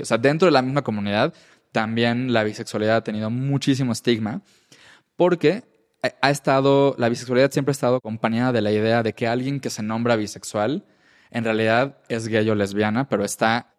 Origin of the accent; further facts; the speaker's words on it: Yucatán, Mexico; first language Spanish; yo soy de Yucatán, donde se usan palabras en maya y las españolizamos